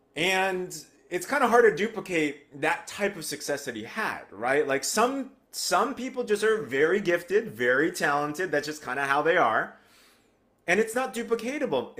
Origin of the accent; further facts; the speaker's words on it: United States; I grew up in America, but with an Asian household